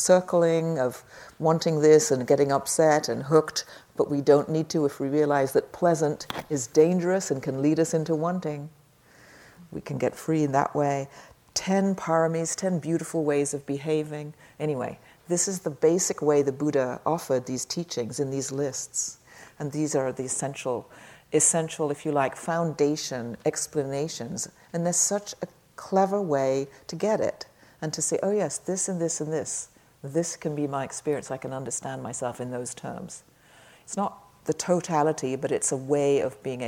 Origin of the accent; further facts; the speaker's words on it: England, United Kingdom; I'm English